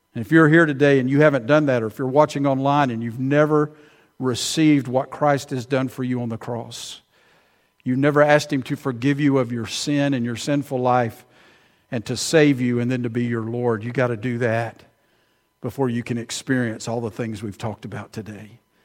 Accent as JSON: {"language": "English", "town": "Prattville", "region": "Alabama", "country": "United States", "tie": "born or raised there", "moved": "yes", "lives_now": "Millbrook, United States", "said": "I grew up in Prattville, but I hadn't lived there in forty years"}